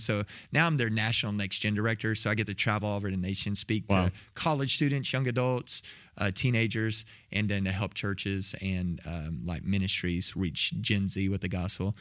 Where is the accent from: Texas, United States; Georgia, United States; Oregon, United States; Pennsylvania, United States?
Texas, United States; south of Waco; Grew up in Texas, south of Waco